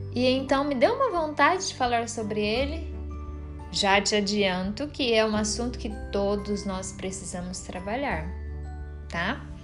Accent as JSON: {"language": "Portuguese", "country": "Brazil", "accent": "caipira", "said": "eu falei igual uma caipira agora, né? Eu sou caipira mesmo."}